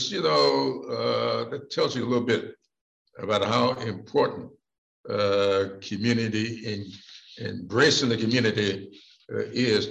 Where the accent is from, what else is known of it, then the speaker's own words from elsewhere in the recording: Sumter, South Carolina, United States; public library in my hometown of Sumter when I was growing up